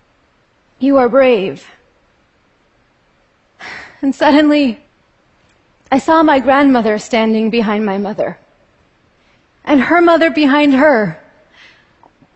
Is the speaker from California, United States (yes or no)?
yes; California, United States; born or raised there